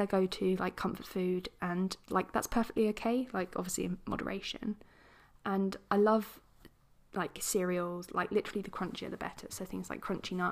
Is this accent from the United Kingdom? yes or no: yes; England, United Kingdom; accent: posh; I'm English